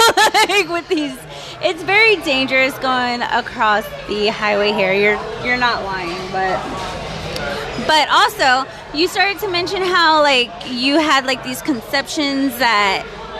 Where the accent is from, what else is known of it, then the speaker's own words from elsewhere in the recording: Texas, United States; I'm born and raised in Texas